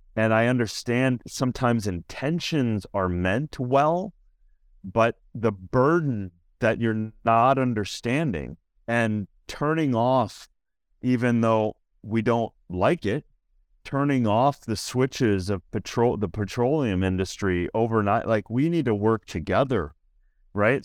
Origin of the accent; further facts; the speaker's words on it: Minnesota, United States; I'm from Minnesota